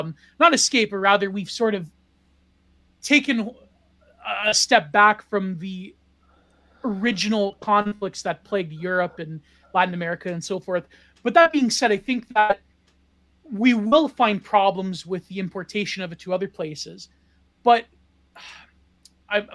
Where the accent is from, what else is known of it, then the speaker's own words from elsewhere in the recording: Canada; I come from Canada and I come from a non-place